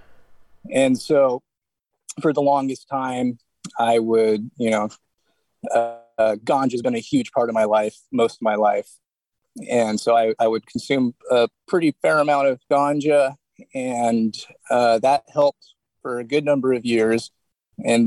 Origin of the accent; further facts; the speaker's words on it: Santa Cruz, California, United States; I'm from Santa Cruz, California